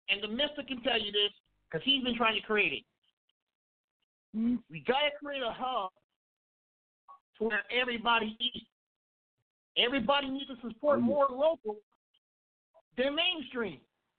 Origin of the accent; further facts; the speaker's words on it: Kansas City, United States; I live here in KC now. This is my hometown.